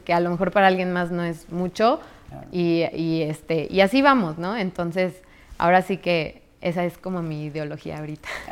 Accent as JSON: {"language": "Spanish", "region": "San Luis Potosí", "country": "Mexico", "also_born_or_lived": "Mexico City, Mexico", "moved": "as an adult", "lives_now": "New York, United States", "said": "yo llegué de San Luis, yo soy de San Luis"}